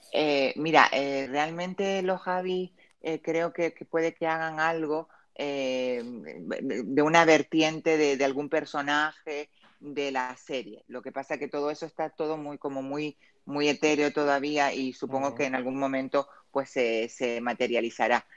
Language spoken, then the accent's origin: Spanish; Canary Islands, Spain; yo soy canaria